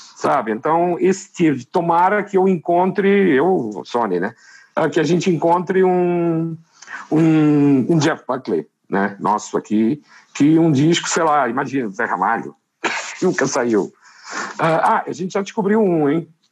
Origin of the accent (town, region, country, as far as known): Fundão, Centro, Portugal; born or raised there; moved away